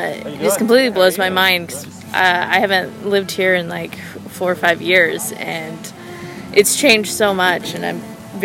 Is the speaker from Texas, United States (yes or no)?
no; Iola, Kansas, United States; moved away as an adult; now in Lawrence, United States; Originally, I am from here.